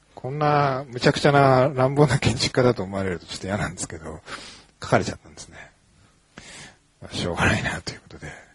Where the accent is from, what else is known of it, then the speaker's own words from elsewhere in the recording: Hokkaido, Japan; now in Tokyo, Japan; 僕、北海道の出身なんですけれども、東京に出てきた時に